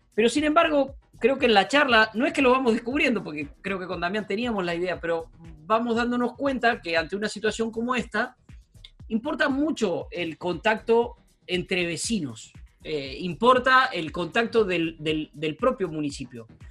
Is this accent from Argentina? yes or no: yes; Puan, Buenos Aires Province, Argentina; now in San Isidro, Argentina; mi familia, de mi pueblo, de Puan